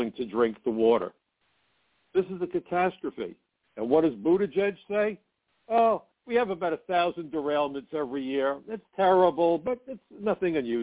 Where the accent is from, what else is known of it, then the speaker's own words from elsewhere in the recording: New York, United States; I'm a New Yorker